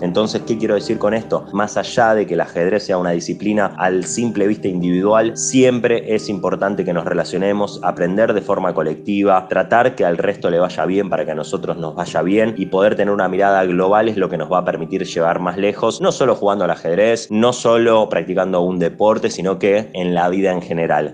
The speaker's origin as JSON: {"language": "Spanish", "town": "Rosario", "region": "Santa Fe", "country": "Argentina", "said": "Yo soy de Rosario, en la provincia de Santa Fe"}